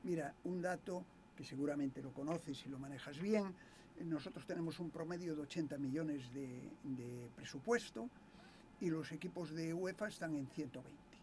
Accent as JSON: {"language": "Spanish", "region": "Galicia", "country": "Spain", "moved": "yes"}